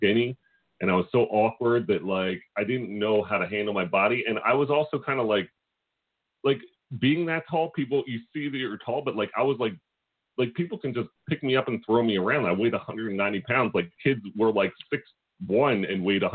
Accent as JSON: {"language": "English", "town": "Philadelphia", "region": "Pennsylvania", "country": "United States", "said": "you get a different rep when you're from Philly"}